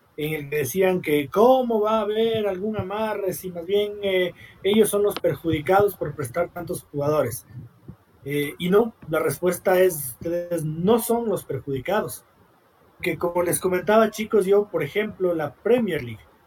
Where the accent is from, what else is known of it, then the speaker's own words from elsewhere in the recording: Ecuador; siendo un ecuatoriano, creo yo, honesto, que vive aquí, que invierte aquí, que trabaja aquí, que ama su país